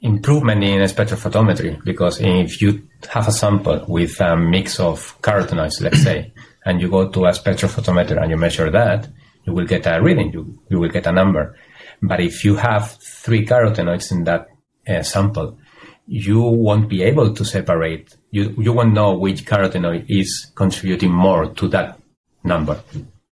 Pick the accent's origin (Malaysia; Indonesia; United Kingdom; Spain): Spain; moved away; I am a biochemist and I'm from Spain